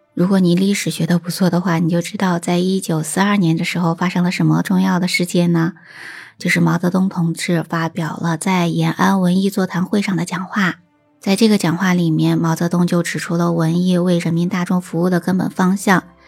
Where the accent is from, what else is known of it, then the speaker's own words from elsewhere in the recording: China; 我们中国人心中